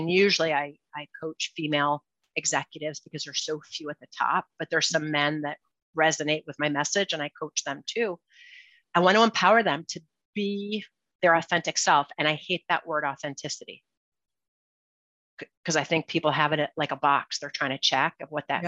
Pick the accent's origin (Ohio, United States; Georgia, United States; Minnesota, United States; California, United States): Ohio, United States; Cleveland; I'm from Cleveland, Ohio